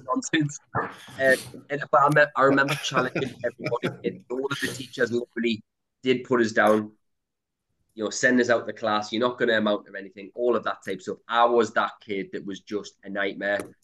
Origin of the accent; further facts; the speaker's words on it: Newcastle upon Tyne, North East England, United Kingdom; I grew up in a place called Throckley, which is quite a rough part of Newcastle